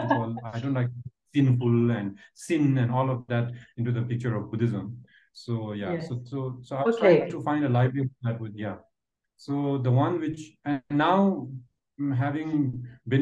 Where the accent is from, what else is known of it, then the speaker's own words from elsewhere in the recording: Bhutan; English is a second language; growing up here in Bhutan